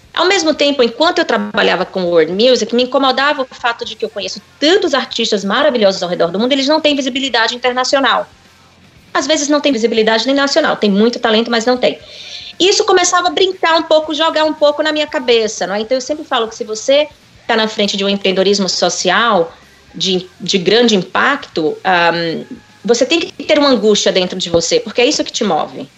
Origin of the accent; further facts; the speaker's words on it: Salvador, Bahia, Brazil; moved away as an adult; also born or lived in New York / France; havia me formado em administração com comércio exterior em Salvador, onde eu cresci.